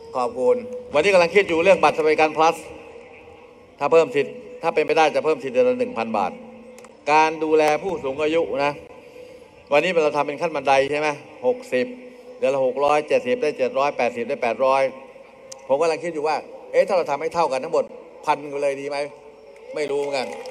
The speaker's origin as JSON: {"language": "Thai", "region": "Nakhon Ratchasima", "country": "Thailand", "said": "เราคือชาวอีสาน ลูกอีสานหลานย่าโม"}